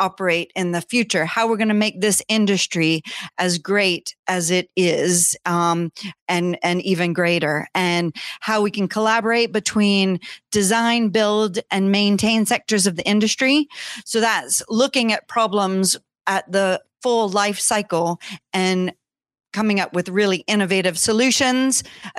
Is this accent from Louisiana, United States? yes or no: yes; Louisiana, United States; also born or lived in Scotland; Well, I'm from Louisiana, but I've lived in Scotland for 20 years. Just moved back right before COVID.